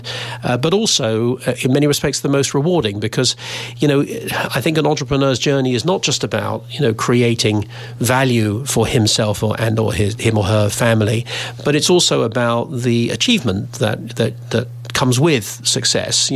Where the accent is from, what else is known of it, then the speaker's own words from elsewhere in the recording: United Kingdom; also born or lived in United States; I'm British and jingoistic, you know, very supportive of being Britain